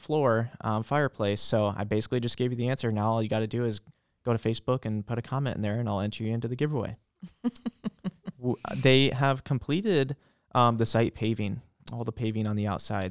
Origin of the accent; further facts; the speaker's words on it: Boone, Iowa, United States; now in Marion, United States; I grew up in small town Boone, central Iowa